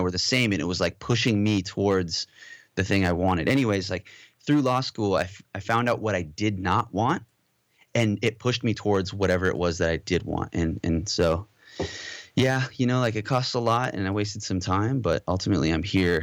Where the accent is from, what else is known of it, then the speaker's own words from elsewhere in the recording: Southern California, United States; also born or lived in Modesto, California / Moorpark, California / Valencia, California; born and raised in California and raised mostly in Southern California, uh, the Valley